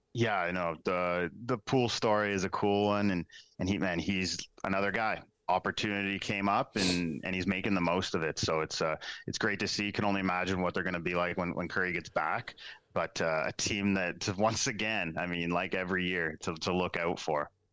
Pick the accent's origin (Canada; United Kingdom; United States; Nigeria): Canada; Waterloo region, Ontario; growing up in the Waterloo region.